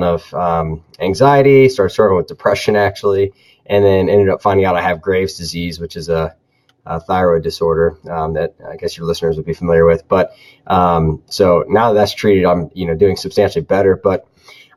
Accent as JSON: {"language": "English", "region": "Florida", "country": "United States", "also_born_or_lived": "South Carolina / North Carolina", "moved": "as an adult", "said": "I'm originally from Florida"}